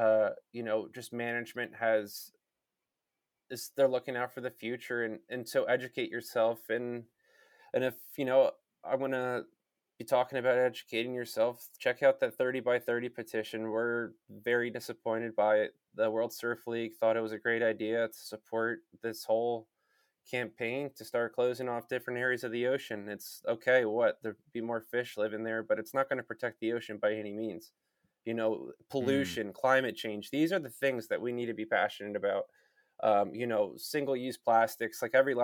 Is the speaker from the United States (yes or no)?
yes; United States; being American